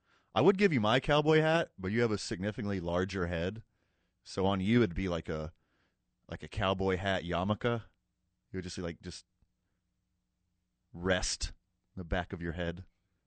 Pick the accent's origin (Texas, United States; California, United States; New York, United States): Texas, United States; now in New Mexico, United States; I was born in Texas